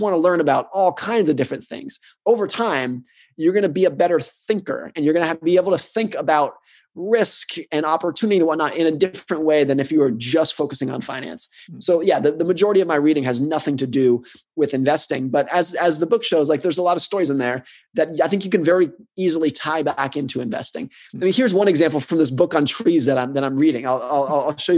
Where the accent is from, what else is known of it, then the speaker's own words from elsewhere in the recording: United States; I grew up in the United States. I live in the United States